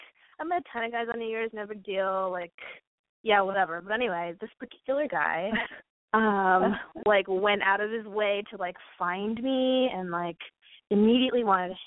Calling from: Los Angeles, California, United States; I'm 23 and I'm from Los Angeles.

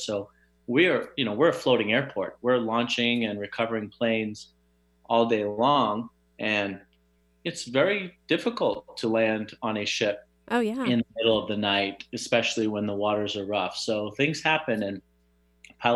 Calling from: Phoenix, Arizona, United States; Sunny Phoenix, Arizona, although it is raining today, which is very rare, but beautiful.

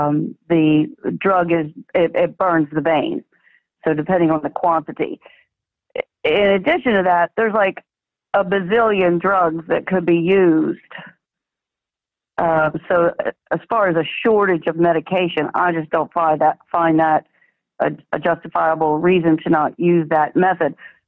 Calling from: Florida, United States; I'm calling from, well, sunny Florida

